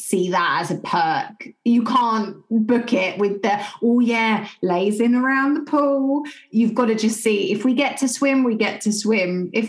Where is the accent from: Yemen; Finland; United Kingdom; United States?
United Kingdom; I'm British